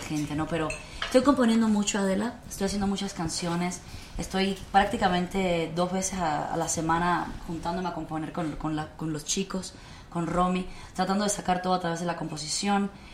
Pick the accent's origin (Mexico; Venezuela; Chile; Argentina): Mexico; also born or lived in Cuba; yo soy cubana mexicana porque llegué a los nueve años a este país, estudié aquí